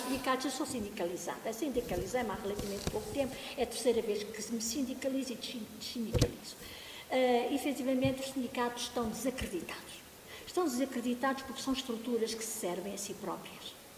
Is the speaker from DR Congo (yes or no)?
no; Angola; now in Portugal; eu também sou natural de Angola